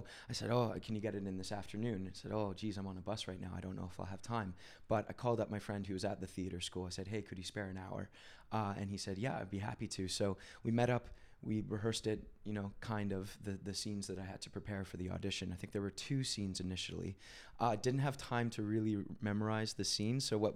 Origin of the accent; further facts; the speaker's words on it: Canada; I'm Canadian